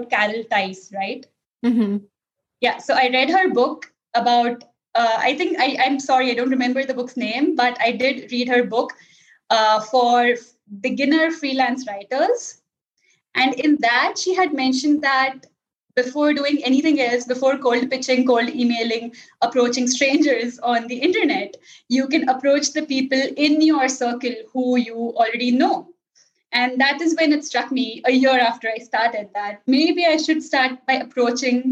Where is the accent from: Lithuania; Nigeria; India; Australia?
India; English is a second language; moved away as an adult; now in Italy; my mother tongue is not English, but we have been almost 70% of population in India. We learn English from kindergarten. So like we grew up speaking in English with each other, with our teachers, with people in our school